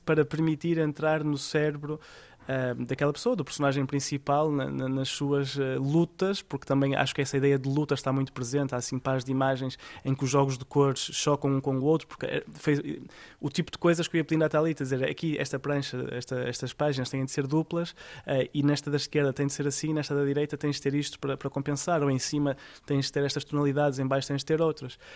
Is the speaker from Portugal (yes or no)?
yes; Portugal; moved away as an adult; also born or lived in India / Milan, Italy / Paris; now in Brussels, Belgium; eu saí de Portugal já em 2008 eh, e fui saltando de um lado para o outro